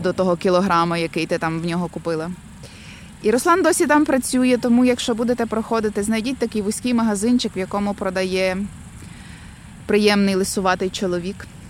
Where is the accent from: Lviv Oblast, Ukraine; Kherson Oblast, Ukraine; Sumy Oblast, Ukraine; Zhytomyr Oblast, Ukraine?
Lviv Oblast, Ukraine; Lviv; я тут місцева